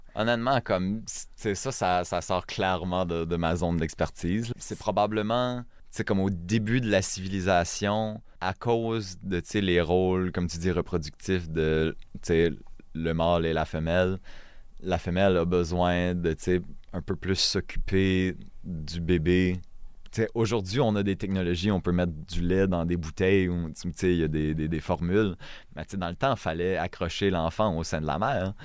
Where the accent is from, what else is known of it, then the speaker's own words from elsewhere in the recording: northern New Brunswick, Canada; first language French; je parle pas le chiac, je viens du Nord